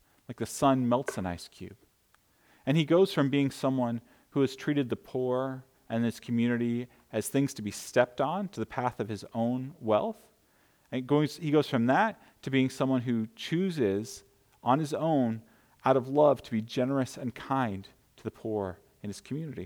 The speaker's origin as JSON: {"language": "English", "country": "United States", "said": "as an American people"}